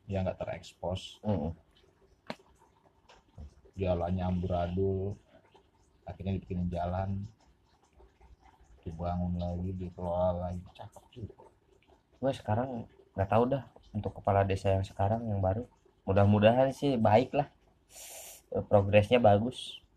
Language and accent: Indonesian; Banyuwangi, East Java, Indonesia; kayak kampung gua Banyuwangi dulu Banyuwangi itu cuma terkenalnya goib doang udah santet santet santet santet santet